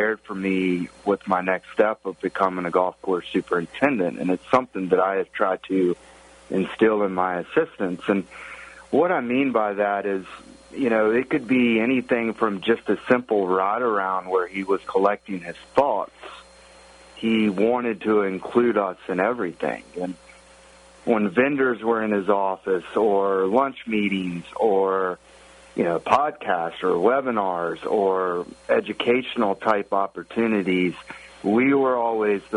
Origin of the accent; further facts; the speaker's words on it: the South, Southern United States, United States; moved away as an adult; now in Pittsburgh, United States; being a Southerner my whole life